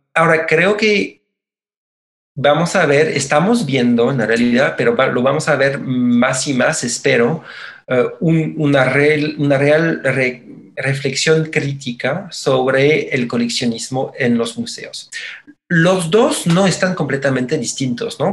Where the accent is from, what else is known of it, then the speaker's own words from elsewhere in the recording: Mexico; somos la nación mexicana